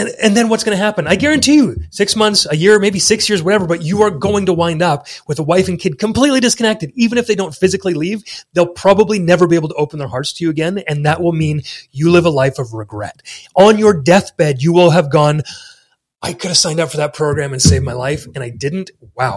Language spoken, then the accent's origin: English; Canada; come to Texas as a Canadian